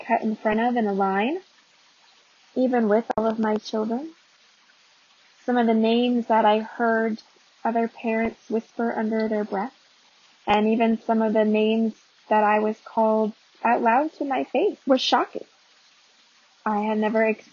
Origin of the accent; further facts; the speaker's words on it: Arizona, United States; moved away as an adult; also born or lived in North Carolina; not being from the South, born and raised in Arizona.